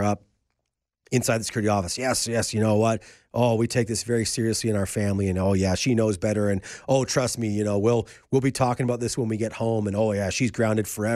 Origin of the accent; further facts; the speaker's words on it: Calgary, Alberta, Canada; a kid growing up in Northeast Calgary or Upper Southeast Calgary